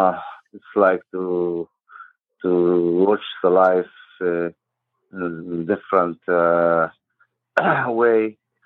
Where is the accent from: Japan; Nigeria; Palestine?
Palestine; Jerusalem; English is a second language; I'm … from Jerusalem. I was born in the desert of Jerusalem, east of Jerusalem. And the Bedouin is old culture of Arabian.